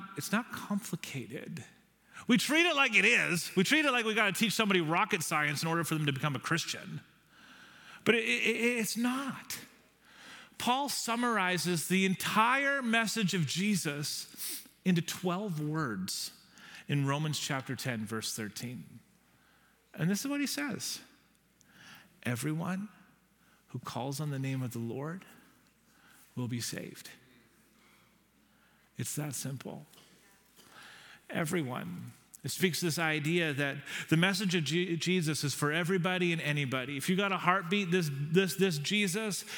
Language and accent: English; Nanaimo, British Columbia, Canada; now in Victoria, Canada; I'm from Nanaimo